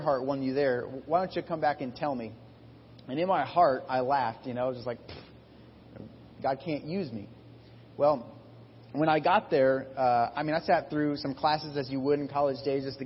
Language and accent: English; Iowa, United States; I grew up in Iowa